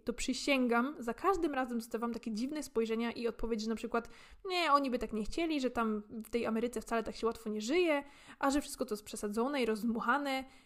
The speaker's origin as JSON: {"language": "Polish", "country": "Poland", "tie": "born or raised there", "said": "dorastając w Polsce"}